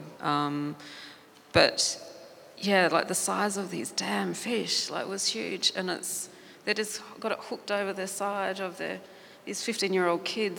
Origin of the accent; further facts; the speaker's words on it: Alice Springs, Northern Territory, Australia; growing up in Alice Springs